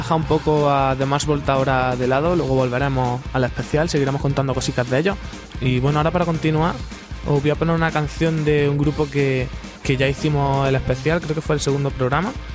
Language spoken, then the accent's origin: Spanish; Granada, Andalusia, Spain; me voy a quedar aquí en mi tierra. Que aquí en Granada